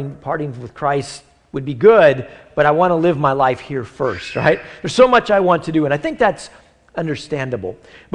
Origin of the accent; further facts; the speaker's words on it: United States; We're all Americans from the United States of America